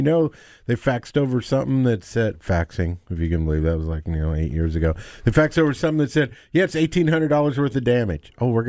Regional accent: Denver, Colorado, United States; born there; Okay, I was born in Denver.

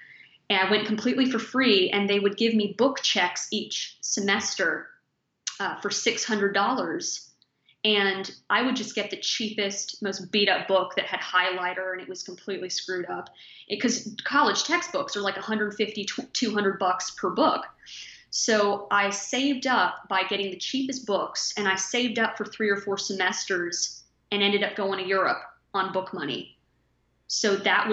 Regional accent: Texas, United States; I grew up in Texas, and Texas is the bowels of hell in the summer

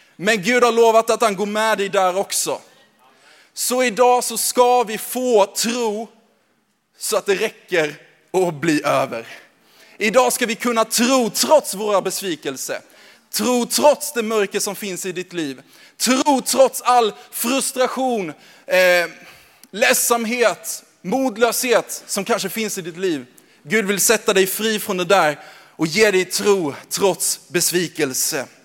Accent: Växjö, Kronoberg County, Sweden; accent: småländska; moved away as an adult; now in Gävle, Sweden; uppvuxen i Växjö

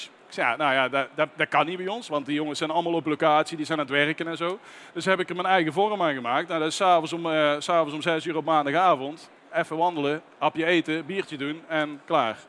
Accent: North Brabant, Netherlands; bij ons in Brabant

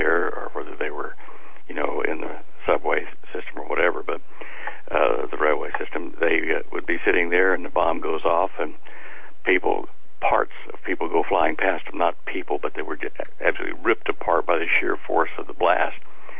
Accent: Dallas, Texas, United States; moved away; feeling a little bit homesick for my hometown

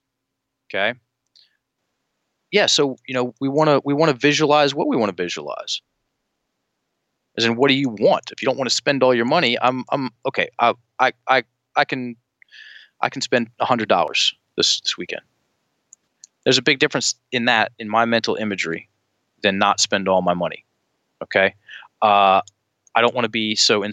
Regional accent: Richmond, Virginia, United States; Richmond, my hometown

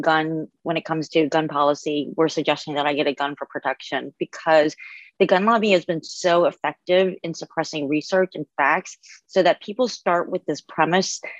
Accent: New Orleans, Louisiana, United States; I grew up in New Orleans and Louisiana where the gun laws are very lax.

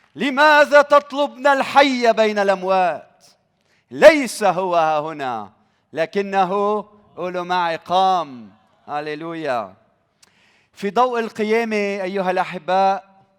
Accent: Lebanon; بلدنا لبنان

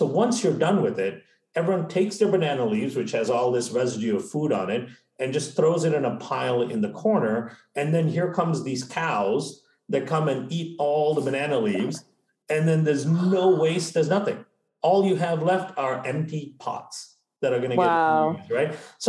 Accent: India; also born or lived in Malaysia; now in United States; So I grew up in India and Malaysia, right? And before moving to the States.

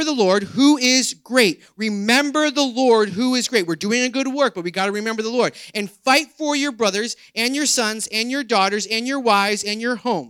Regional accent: United States; also born or lived in Toms River, New Jersey; we as American Christians

